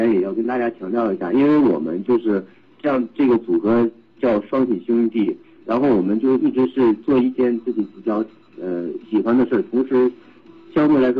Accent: Shijiazhuang, Hebei, China; 我是河北石家庄人。

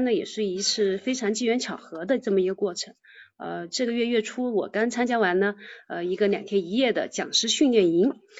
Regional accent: Chenzhou, Hunan, China; now in Qingyuan, China; 我来自呢湖南郴州，今呃现在呢目前是居住在广东清远

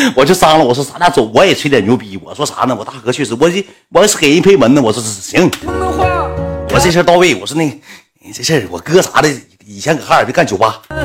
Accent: Northeast China, China; 我俩从东北来的

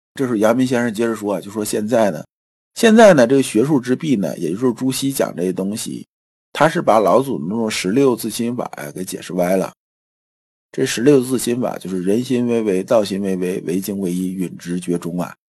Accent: China; 我们中国人的文化

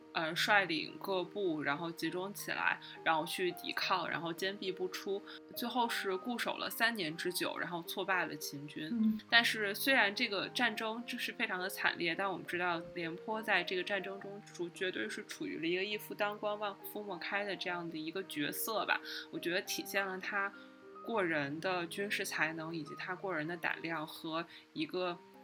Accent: Hebei, China; 我们河北人

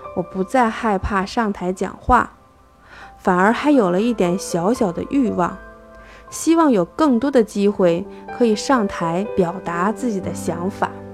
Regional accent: Xiong'an New Area, Hebei, China; 我来自河北雄安新区，在联通公司做销售工作

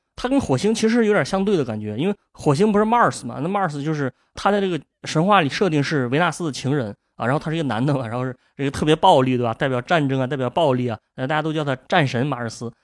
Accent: Shandong, China; 我作为一个山东人

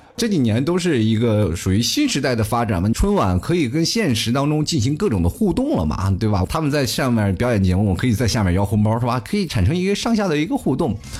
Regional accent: China; 我们中国人

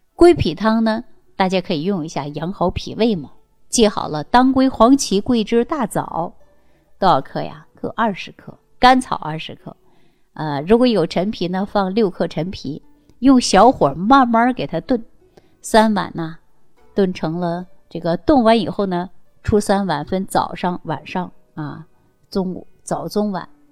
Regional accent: China; 我们中国人的皮肤呢，大部分呢都是有点偏黄

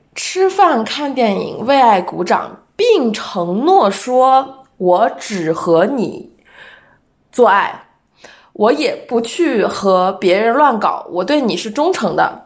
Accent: China; 作为一个中国人

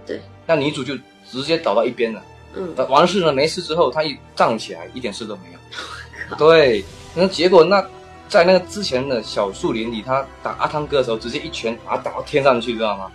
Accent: China; 我们大陆这边

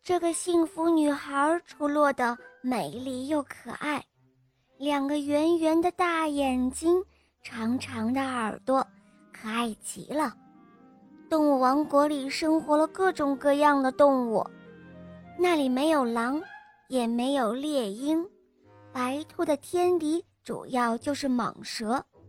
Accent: Nanchang, Jiangxi, China; 我今年五岁了，我来自江西南昌

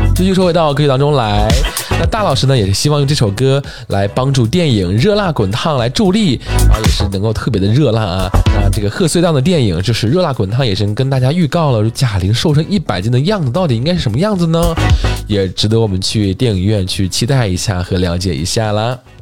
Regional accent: China; 对于我们中国人来说，饺子蕴含着至高无上的美好的寓意和情感的表达

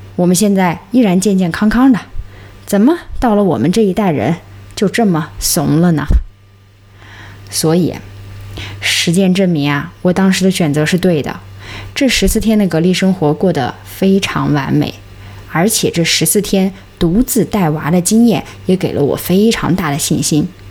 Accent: Xinjiang, China; moved away; 家乡新疆最美

